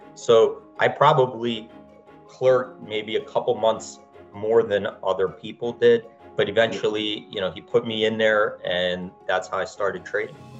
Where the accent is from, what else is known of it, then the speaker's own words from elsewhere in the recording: Philadelphia, Pennsylvania, United States; I grew up in Philadelphia